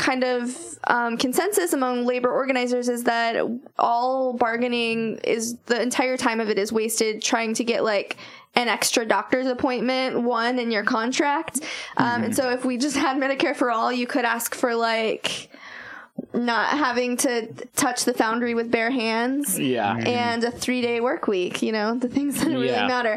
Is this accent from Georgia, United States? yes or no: no; Las Vegas, Nevada, United States; I grew up in Vegas a little bit.